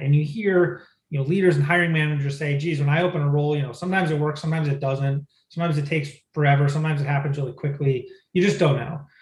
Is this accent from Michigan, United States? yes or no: yes; Michigan, United States; moved away; I grew up in Michigan